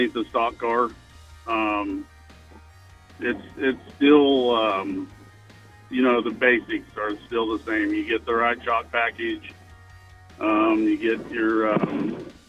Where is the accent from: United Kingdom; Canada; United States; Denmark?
United States; Dodge City, Kansas; I'm born and raised here in Dodge City.